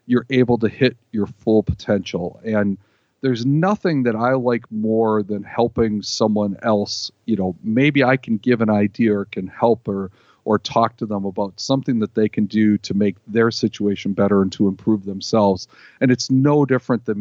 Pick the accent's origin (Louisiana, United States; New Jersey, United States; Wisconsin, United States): Wisconsin, United States; Green Bay; growing up in Green Bay